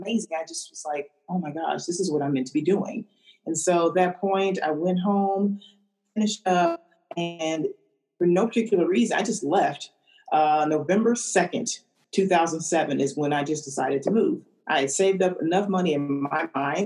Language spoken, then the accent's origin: English; St. Louis, Missouri, United States; moved away as an adult; also born or lived in Sacramento; I'm originally from St. Louis, Missouri